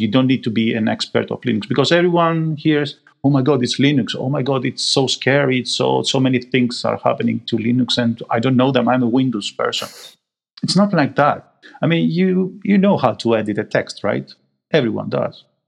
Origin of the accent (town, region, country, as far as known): Greece; moved away as an adult; also born or lived in Manchester, United Kingdom; now in United Kingdom